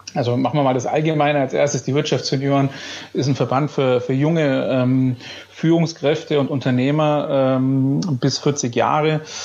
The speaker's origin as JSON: {"language": "German", "town": "Bayreuth", "region": "Bavaria", "country": "Germany", "tie": "born or raised there", "moved": "as an adult", "said": "bin gebürtiger Bayreuther"}